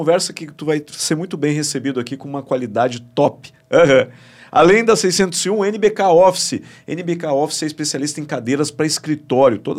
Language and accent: Portuguese; Rio Grande do Sul, Brazil; coloca a bairrista aqui que eu sou gaúcho, sou bagual, sou bairrista, quero tomar bairrista